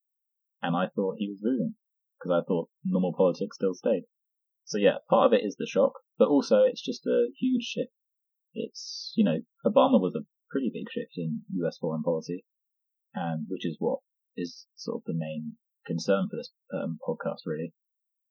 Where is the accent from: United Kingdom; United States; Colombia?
United Kingdom; I'm a British citizen